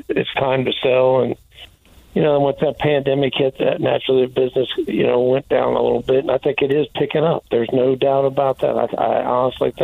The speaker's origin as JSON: {"language": "English", "town": "Indianapolis", "region": "Indiana", "country": "United States", "tie": "born or raised there", "moved": "yes", "said": "I was born in Indianapolis."}